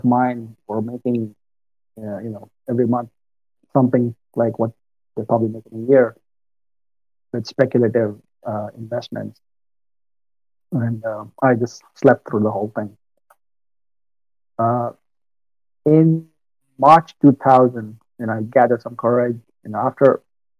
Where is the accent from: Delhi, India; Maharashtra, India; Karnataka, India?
Maharashtra, India; Mumbai; moved away as an adult; also born or lived in Northeast U.S.; now in United States; I'm from India, born and brought up in Mumbai.